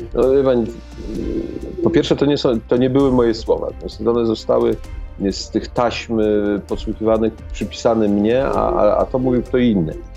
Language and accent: Polish; Poland; ja z Polski